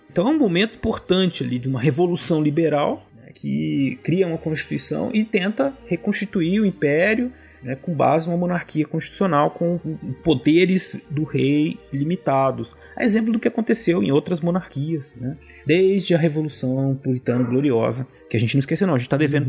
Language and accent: Portuguese; Brazil; nós brasileiros